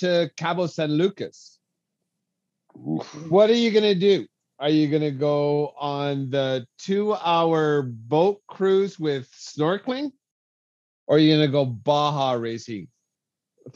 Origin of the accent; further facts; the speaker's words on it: Alberta, Canada; being from Alberta